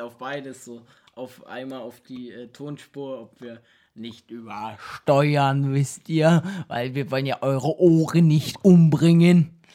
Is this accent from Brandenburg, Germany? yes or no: yes; Cottbus, Brandenburg, Germany; wir kommen beide aus Cottbus